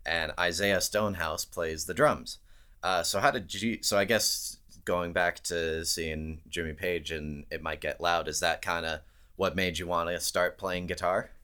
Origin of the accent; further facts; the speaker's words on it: Calgary, Alberta, Canada; my hometown of Calgary, Alberta